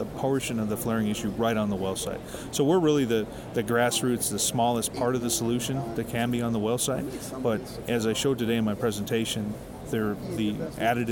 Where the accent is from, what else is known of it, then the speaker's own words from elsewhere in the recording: Billings, Montana, United States; From Billings, Montana. That's where our headquarters is.